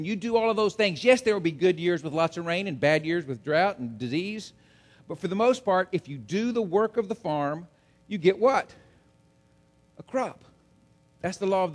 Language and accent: English; Central Texas, United States; I grew up in Central Texas.